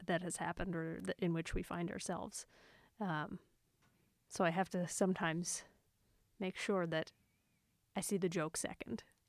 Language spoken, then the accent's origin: English; Cape Breton, Nova Scotia, Canada; in Cape Breton where I grew up